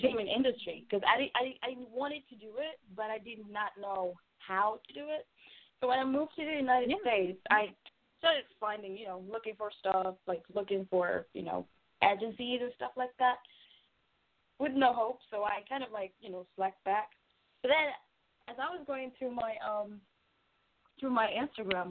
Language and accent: English; Nairobi, Kenya; I grew up in Kenya in a city called Nairobi